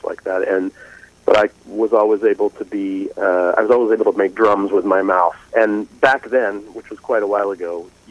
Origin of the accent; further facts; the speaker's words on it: New York, United States; I'm from New York State